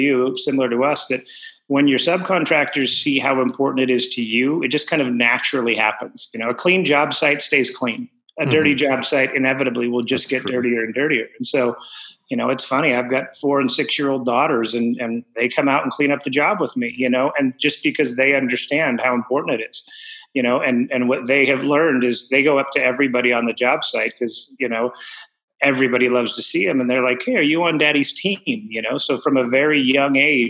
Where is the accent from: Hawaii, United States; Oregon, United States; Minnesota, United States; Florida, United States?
Oregon, United States; Portland; also born or lived in North Carolina; I grew up in Oregon. I've lived here my whole life, with the exception of when I was in the Army